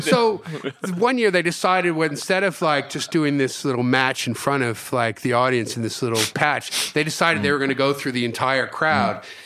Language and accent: English; New Jersey, United States; moved away as an adult; also born or lived in Houston, Texas / San Francisco; my parents moved to the States when I was four years old, and I grew up in New Jersey.